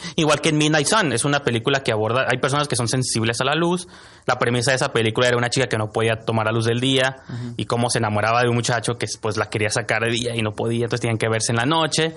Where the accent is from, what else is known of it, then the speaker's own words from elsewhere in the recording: Mexico; lo que somos los mexicanos